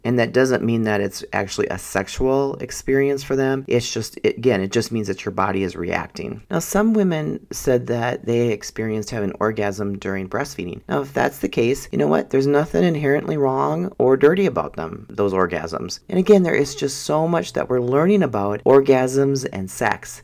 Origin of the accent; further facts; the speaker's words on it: Minnesota, United States; I'm from Minnesota